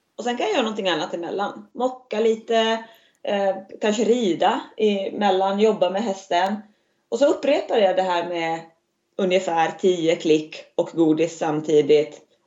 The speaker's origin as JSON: {"language": "Swedish", "country": "Finland", "tie": "born or raised there", "moved": "as an adult", "lives_now": "Västerhaninge, Sweden", "said": "jag är född i Finland eh, men flyttade för islandshästarnas skull till Sverige för att lära mig mera"}